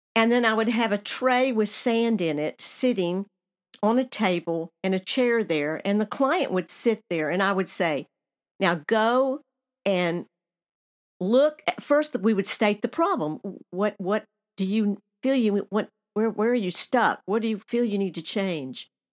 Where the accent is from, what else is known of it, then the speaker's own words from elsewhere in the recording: Nashville, Tennessee, United States; moved away; also born or lived in Alaska; my hometown of Nashville, Tennessee